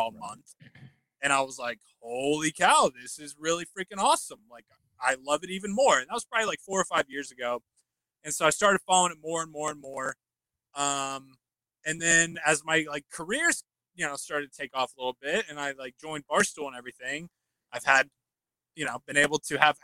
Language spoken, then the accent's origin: English; Indianapolis, Indiana, United States; I've grown up in Indianapolis my whole life, native, right? So when you're born and raised in Indianapolis